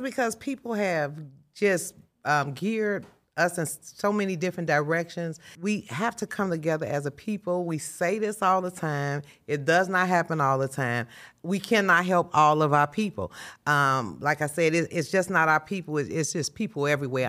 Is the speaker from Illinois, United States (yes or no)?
yes; Chicago, Illinois, United States; moved away; me being raised in Chicago, this is my hometown, although I don't live here now